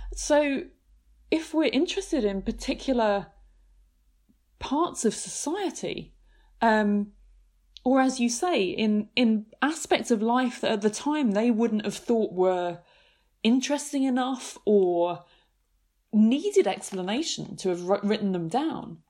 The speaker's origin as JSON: {"language": "English", "area": "near Canterbury, Kent", "region": "South East England", "country": "United Kingdom", "tie": "born or raised there", "said": "I grew up near Canterbury in Kent"}